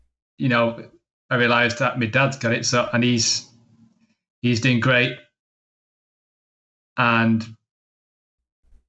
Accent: Manchester, North West England, United Kingdom; also born or lived in Barcelona; I'm from Manchester in England

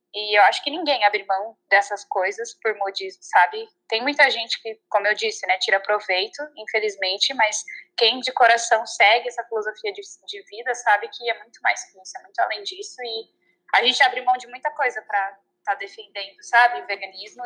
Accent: Santa Catarina, Brazil; now in United States; sou de Santa Catarina, no Brasil

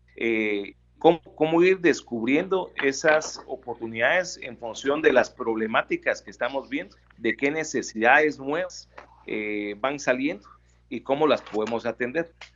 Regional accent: Guatemala; como guatemaltecos

